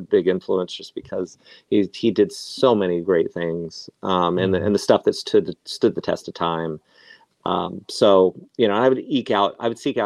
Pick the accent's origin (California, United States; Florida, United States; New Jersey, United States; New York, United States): California, United States; Antioch; my hometown, Antioch